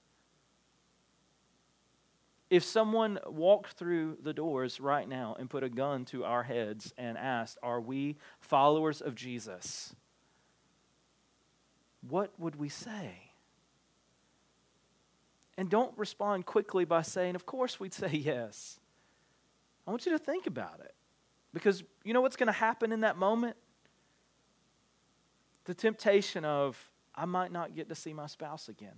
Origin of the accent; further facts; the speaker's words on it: United States; as American Christians